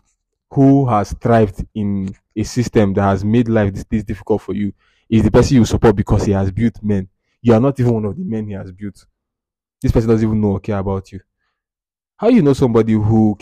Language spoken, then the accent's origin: English; Abia, Nigeria; In my state, Abia